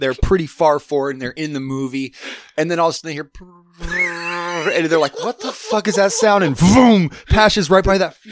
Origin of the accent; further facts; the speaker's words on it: Alaska, United States; I'm from Alaska